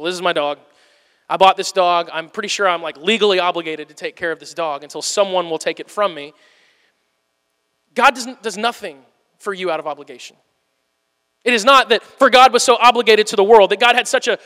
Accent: Missouri, United States; my family, we're from Missouri.

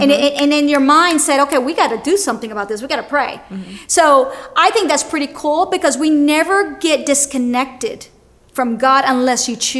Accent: Miami, Florida, United States; I'm in this area that I'm from Miami.

